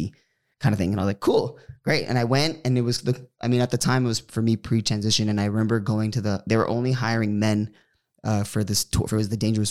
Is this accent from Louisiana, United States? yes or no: no; Bay Area, California, United States; moved away as an adult; now in Los Angeles, United States; I grew up in the Bay Area.